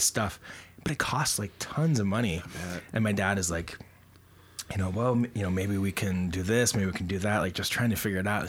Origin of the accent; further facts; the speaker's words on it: Bozeman, Montana, United States; When I was growing up in Bozeman